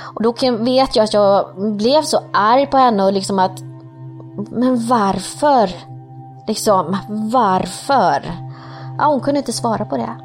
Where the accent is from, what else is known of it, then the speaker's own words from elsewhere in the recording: Sweden; also born or lived in Colombia / Partille, Sweden; Kom hit till Sverige när jag var tre år gammal